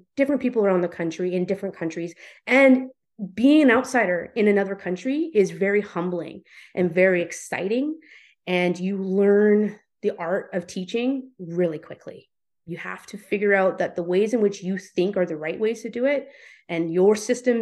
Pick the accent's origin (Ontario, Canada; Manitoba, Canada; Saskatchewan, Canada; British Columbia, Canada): British Columbia, Canada; Vernon; moved away as an adult; If I had continued to live in Vernon, British Columbia, which I love as my hometown